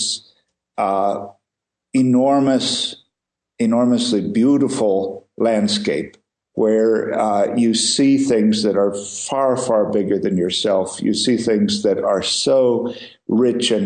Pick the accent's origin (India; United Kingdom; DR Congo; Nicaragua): India; I was born in the Himalayas, and I grew up here and have spent most of my life in these mountains